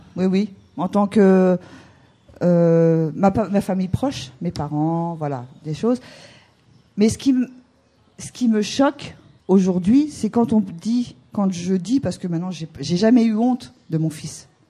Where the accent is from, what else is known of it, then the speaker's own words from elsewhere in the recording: Normandy, France; moved away as an adult; now in Brittany, France; on n'était pas de Bretagne, on est de Normandie.